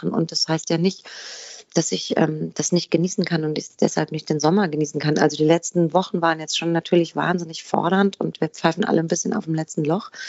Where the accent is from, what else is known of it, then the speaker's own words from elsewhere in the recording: Aschaffenburg, Bavaria, Germany; Es, erinnert mich an das äh, Theater meiner Heimatstadt Aschaffenburg, wo ich aufgewachsen bin.